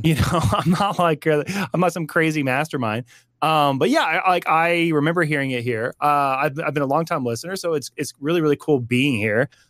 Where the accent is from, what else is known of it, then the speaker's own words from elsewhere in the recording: Texas, United States; I'm from Texas